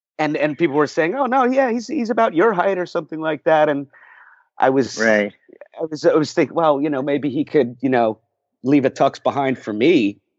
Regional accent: Glen Ridge, New Jersey, United States; my hometown of Glen Ridge, New Jersey

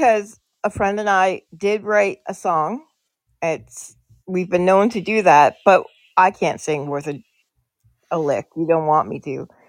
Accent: Canada; accent: Minnesota; I'm from Canada.

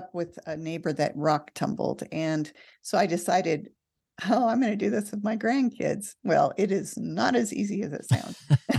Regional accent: California, United States; I hate to say this, but I grew up in California, and moving to Nevada is a desert.

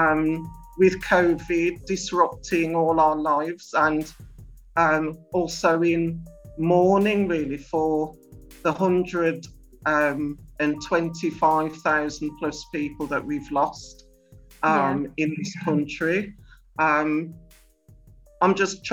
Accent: Birmingham, West Midlands, United Kingdom; I live in Handsworth in Birmingham, which is classed as one of the deprived inner city suburbs areas of the UK. And also, I was born in Birmingham

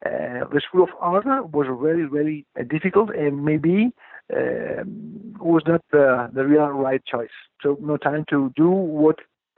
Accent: Italy; Italy is a really ancient place, ancient country, with all the best about the history and for the worst at the same time. Small country, but at the same time full of things to understand, to know, whatever the history is, like the culture, the arts.

